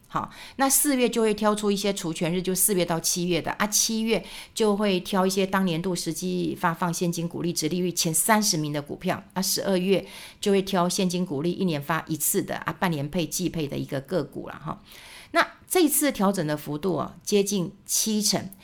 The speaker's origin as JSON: {"language": "Chinese", "country": "Taiwan", "said": "我们台湾人"}